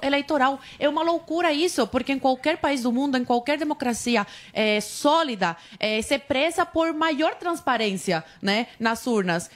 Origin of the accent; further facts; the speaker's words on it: Cuba; now in Brazil; Eu vim de Cuba